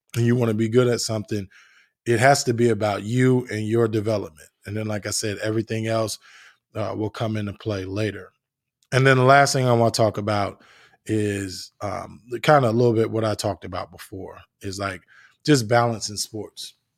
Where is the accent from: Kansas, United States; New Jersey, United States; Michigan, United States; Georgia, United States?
New Jersey, United States; I'm from New Jersey, played on concrete and all that good stuff